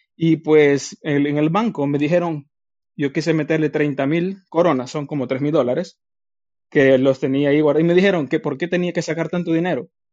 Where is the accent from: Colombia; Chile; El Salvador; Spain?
El Salvador; Yo también soy de Salvador